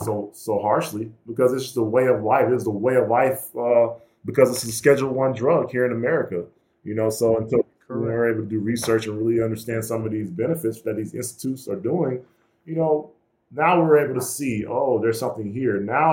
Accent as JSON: {"language": "English", "region": "Georgia", "country": "United States", "said": "we're from the Bible Belt down there in Georgia, and everybody, you know, being Black and being from that area"}